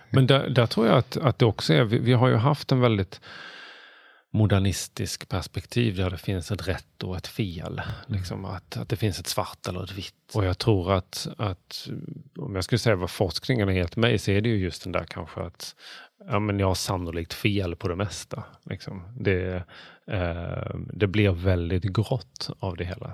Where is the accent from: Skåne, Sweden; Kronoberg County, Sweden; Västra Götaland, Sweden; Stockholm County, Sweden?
Skåne, Sweden; Bjäre Peninsula; Bjärehalvön, vilket är där jag kommer från.